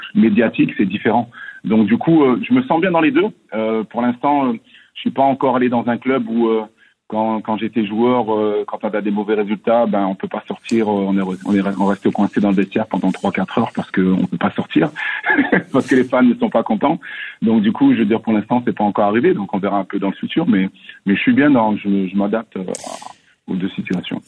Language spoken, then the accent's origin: French; France; moved away as an adult; also born or lived in Montreal, Canada; now in Columbus, United States; je viens de la France